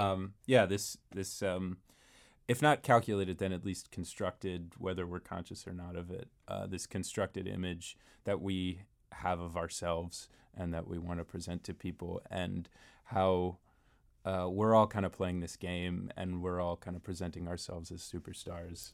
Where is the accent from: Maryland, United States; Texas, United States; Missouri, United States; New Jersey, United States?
Maryland, United States; Rockville; moved away as an adult; now in Washington, D.C., United States; I grew up in Maryland. I grew up in Rockville